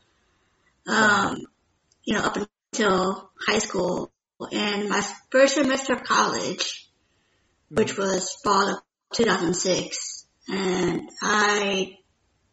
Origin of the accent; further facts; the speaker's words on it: Lafayette, Louisiana, United States; now in Texas, United States; I am originally from Louisiana, the southern part of Louisiana. So it's basically the Lafayette area